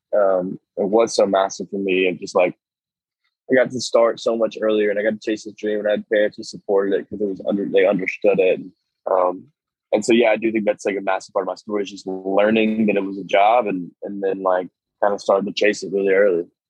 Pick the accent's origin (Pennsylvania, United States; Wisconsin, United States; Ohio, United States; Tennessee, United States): Tennessee, United States; Nashville; I grew up in Nashville